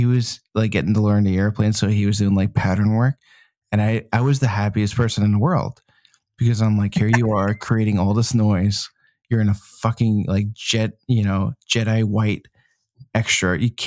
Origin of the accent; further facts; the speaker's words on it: New Jersey, United States; I'm from New Jersey and I love Carbone 101.